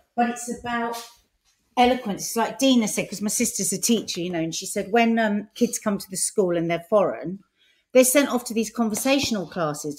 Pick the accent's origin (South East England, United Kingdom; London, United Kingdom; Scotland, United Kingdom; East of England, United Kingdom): London, United Kingdom; accent: South London; my South London accent